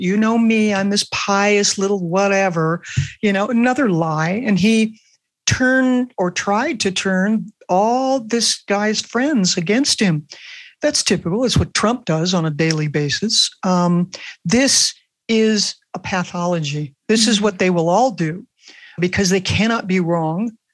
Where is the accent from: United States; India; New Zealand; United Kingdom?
United States; Los Angeles, California; I grew up in Brentwood, which is where OJ Simpson lived right. in Los Angeles